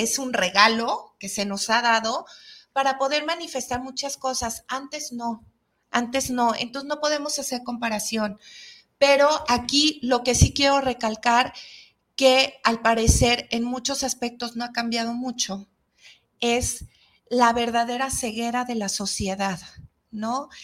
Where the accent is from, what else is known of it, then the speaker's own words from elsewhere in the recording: Mexico; somos los mexicanos